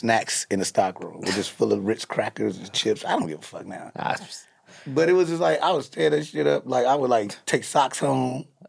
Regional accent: Chicago, Illinois, United States; I'm from the West Side of Chicago.

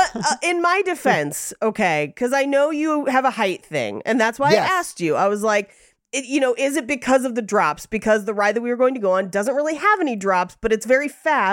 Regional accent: the Bay Area, California, United States; moved away; I grew up in the Bay

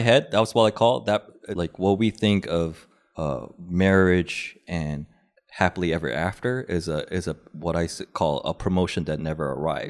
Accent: United States; being Korean American

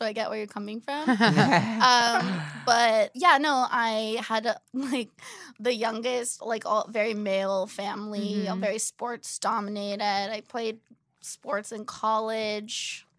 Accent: Orange County, California, United States; Yeah, I grew up in Orange County.

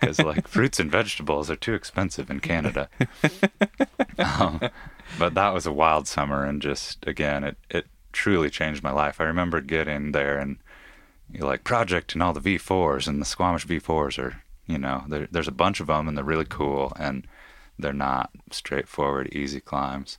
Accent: Issaquah, Washington, United States; I grew up in Issaquah, Washington, yeah, or just outside of it

